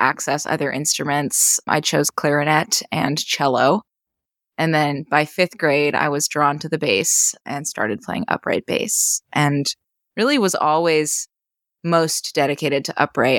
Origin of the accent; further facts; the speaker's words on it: western Maine, United States; moved away; also born or lived in Boston; So in my hometown. It's a small rural town in western Maine.